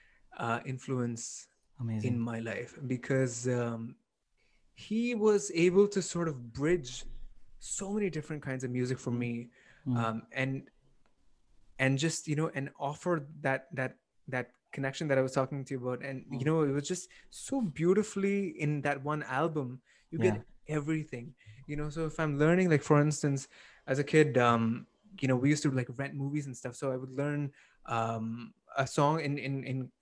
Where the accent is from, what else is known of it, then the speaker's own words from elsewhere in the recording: Toronto, Ontario, Canada; I grew up here in North America. So I grew up in Toronto